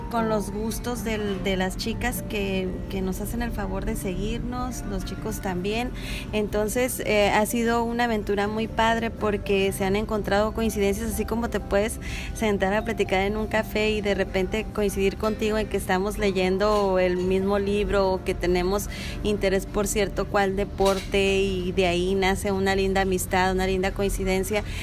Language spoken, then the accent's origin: Spanish; Ensenada, Baja California, Mexico; esta fiesta que empezamos a vivir los ensenadenses